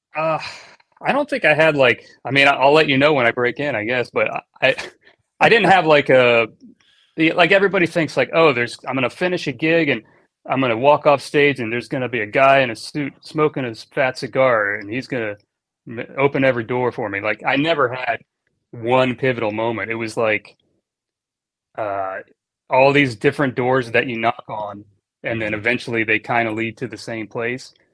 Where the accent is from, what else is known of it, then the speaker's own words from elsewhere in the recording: Annapolis, Maryland, United States; moved away as an adult; also born or lived in Miami, Florida; now in Los Angeles, United States; I was born and raised in Annapolis, Maryland